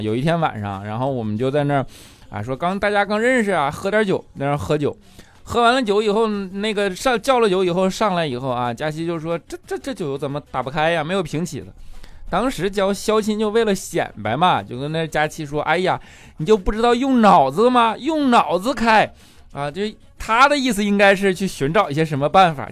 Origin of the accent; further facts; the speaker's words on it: northern China, China; 我作为一个北方人